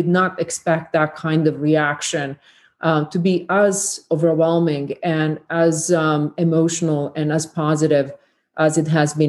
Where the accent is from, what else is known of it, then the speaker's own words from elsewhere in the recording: Federation of Bosnia and Herzegovina, Bosnia & Herzegovina; this besieged pocket for 1,150 days, where on the side that bordered only a few miles away from my hometown with Croatia, there was Serb military that occupied Croatia.